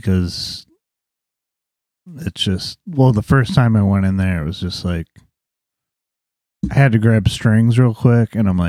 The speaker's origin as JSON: {"language": "English", "town": "Port Huron", "region": "Michigan", "country": "United States", "tie": "born or raised there", "moved": "as an adult", "lives_now": "White Lake, United States", "said": "I grew up in Port Huron, Michigan."}